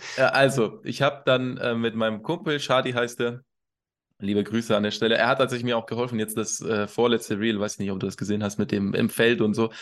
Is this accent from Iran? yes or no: yes; Iran; also born or lived in Kassel, Germany; now in Hannover, Germany; Also ich, ich wohne in Hannover. Äh, vorher habe ich in Kassel sehr lange gelebt und ursprünglich, gebürtig, komme ich aus dem Iran